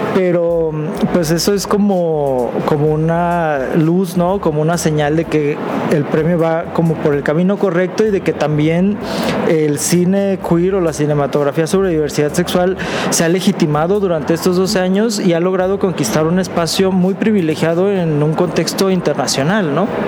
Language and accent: Spanish; Jalisco, Mexico; nosotros como mexicanos, en nuestro caso como jaliscienses